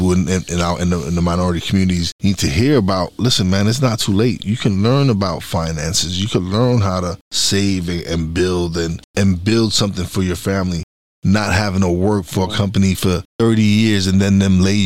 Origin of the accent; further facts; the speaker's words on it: New York City, New York, United States; I'm from East New York, Brooklyn